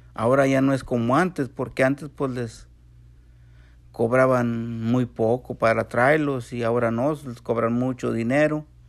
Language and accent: Spanish; San Luis Potosí, Mexico; now in Texas, United States; Soy de San Luis Potosí, México